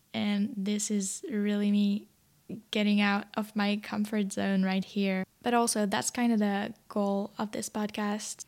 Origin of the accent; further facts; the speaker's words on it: France; English is a second language; moved away as an adult; now in Sydney, Australia; I'm French.